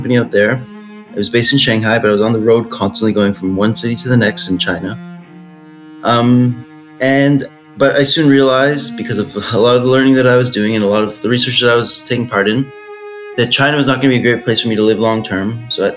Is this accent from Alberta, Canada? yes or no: no; Toronto, Ontario, Canada; my hometown in Toronto